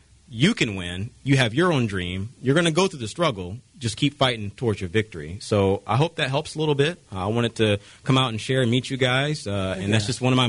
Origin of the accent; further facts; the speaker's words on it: Jacksonville, Florida, United States; moved away; I was born in Jacksonville, Florida. I was there in 93 when they came.